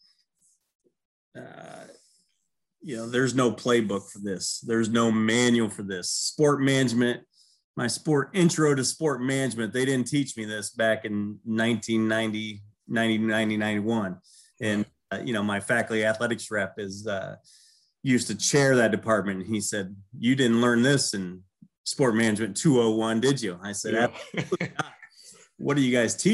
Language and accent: English; Celina, Ohio, United States; growing up in Salina, Ohio